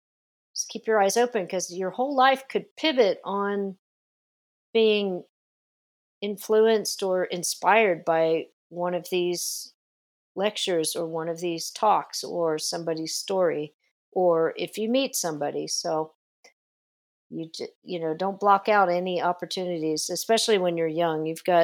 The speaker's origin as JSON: {"language": "English", "town": "Las Vegas", "region": "Nevada", "country": "United States", "tie": "born there", "lives_now": "California, United States", "said": "I was born in Las Vegas initially, but California was really calling my name with all the movies and all the music coming out of California."}